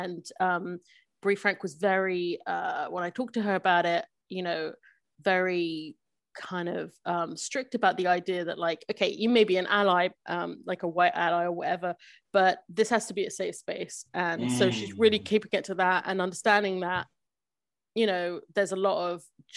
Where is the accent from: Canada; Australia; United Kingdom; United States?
United Kingdom; London; moved away; I was born in London, grew up in London